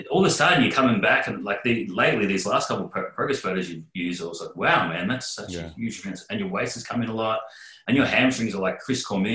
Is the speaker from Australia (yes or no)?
yes; Australia; as an Australian representative